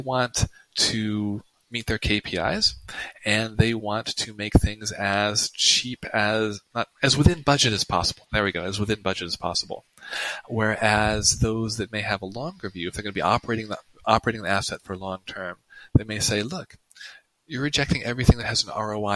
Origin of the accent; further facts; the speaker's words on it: United States; first language English; I'm American